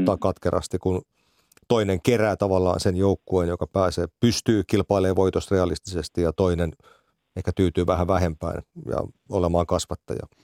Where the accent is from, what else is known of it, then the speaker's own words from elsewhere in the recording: Finland; kotikaupunkini seura Rastikarhut